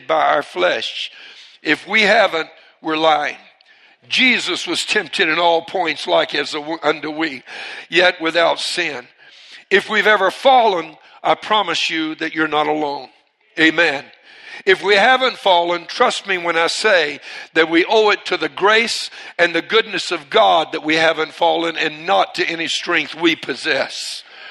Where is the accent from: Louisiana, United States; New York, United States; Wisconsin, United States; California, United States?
Louisiana, United States; Cajun; I'm Cajun